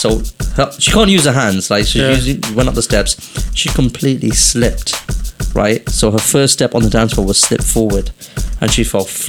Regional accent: England, United Kingdom; It's not because I'm from England.

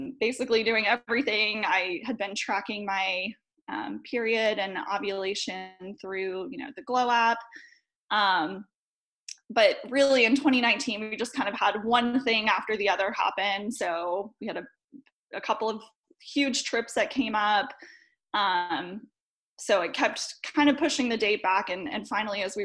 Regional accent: Charlotte, North Carolina, United States; I'm from Charlotte, North Carolina.

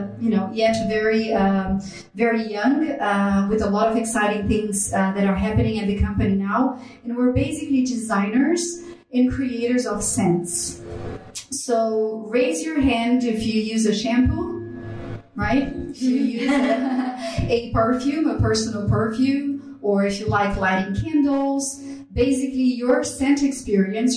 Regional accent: Brazil; English is a second language; moved away as an adult; also born or lived in Europe; now in United States; as you can notice from my accent, I am not American, I'm Brazilian. So I started in IFF Brazil

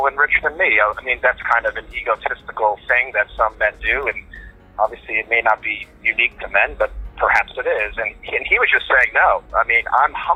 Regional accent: the South of the United States, United States; I grew up in the United States

